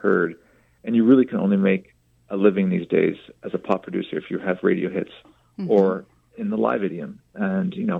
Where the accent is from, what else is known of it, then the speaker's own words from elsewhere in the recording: Canada; now in Los Angeles, United States; I'm a Canadian living in Los Angeles